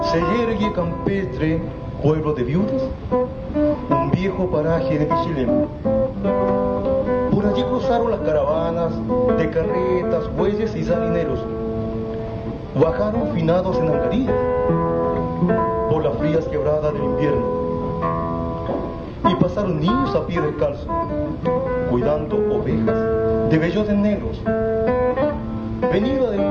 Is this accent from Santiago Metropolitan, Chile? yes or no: no; San Vicente de Tagua Tagua, O'Higgins, Chile; now in San Fernando, Chile; hago crónica de de parte de mi tierra, de, San Vicente de Tahuatagua, de acá de San Fernando